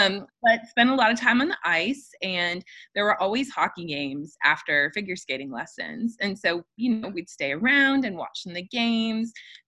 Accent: Madison, Wisconsin, United States; where I grew up in Madison, Wisconsin

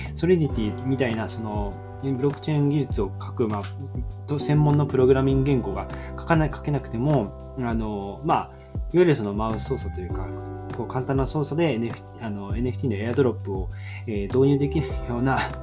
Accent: Hiroshima, Japan; now in Kanagawa, Japan; 僕出身は広島の方なんですけど

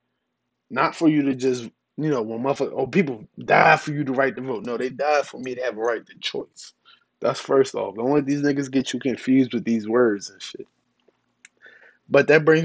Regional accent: United States

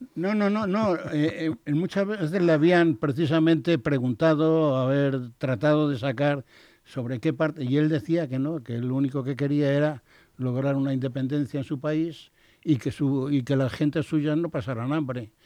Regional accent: Spain; como español

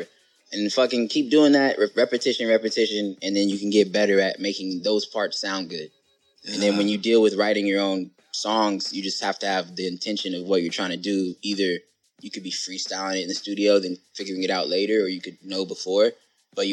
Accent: California, United States; I'm from Cali

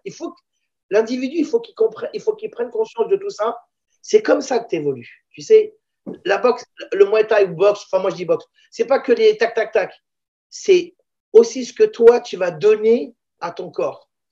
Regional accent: La Courneuve, Île-de-France, France; also born or lived in Israel / Paris; je suis né en Israël je viens d'une ville qui ressemble sensiblement à la Courneuve et je me retrouve à la Courneuve

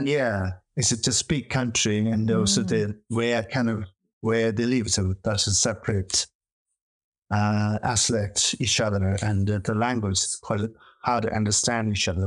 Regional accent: Tibet, China; English is a second language; moved away as an adult; also born or lived in India; now in Oxford, United Kingdom; I'm from Tibet. So I grew up like a very rural place and uh, some nomad uh, family

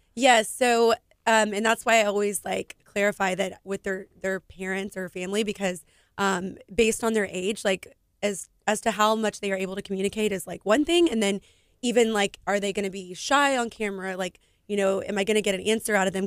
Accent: Houston, Texas, United States; also born or lived in Katy, Texas; I'm from Houston, Texas

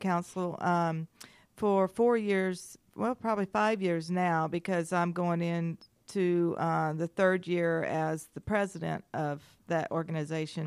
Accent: Maryville, Tennessee, United States; moved away as an adult; also born or lived in Gainesville, Georgia / Huntsville, Alabama; now in Atlanta, United States; I grew up in Maryville, Tennessee for most of my life

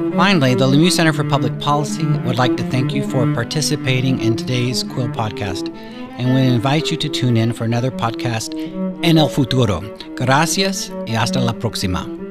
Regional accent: Pensacola, Florida, United States; I grew up in Pensacola, Florida

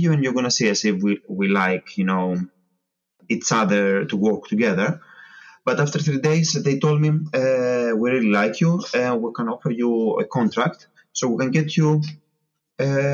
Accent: Patras, West Greece, Greece; moved away as an adult; now in England; I'm from Patra.

